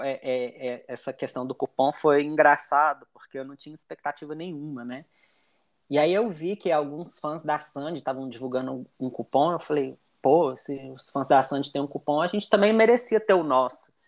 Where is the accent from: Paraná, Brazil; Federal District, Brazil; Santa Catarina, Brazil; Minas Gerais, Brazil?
Minas Gerais, Brazil; Belo Horizonte; eu sou de Belo Horizonte